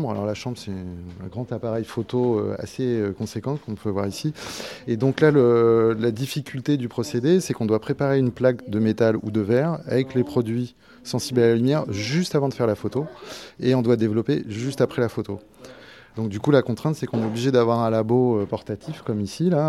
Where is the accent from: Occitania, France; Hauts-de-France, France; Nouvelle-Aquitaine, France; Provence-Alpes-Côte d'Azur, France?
Occitania, France; Toulouse; je viens de Toulouse et j'enseigne à l'ETPA.